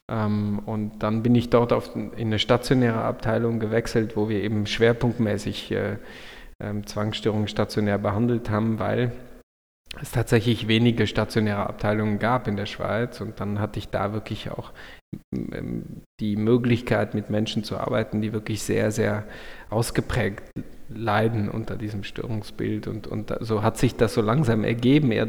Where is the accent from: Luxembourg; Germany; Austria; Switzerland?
Luxembourg; dann hat mich, äh, mich und meine Familie uns zurück nach Luxemburg in mein, mein Heimatland geführt und jetzt arbeite ich hier an einer großen Klinik